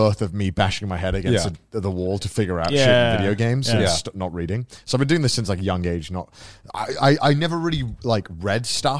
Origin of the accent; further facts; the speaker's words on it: Wales, United Kingdom; went to a Welsh school, so I didn't really read English like ever. Mm-hmm. We learned everything in Welsh. I spoke in Welsh in school.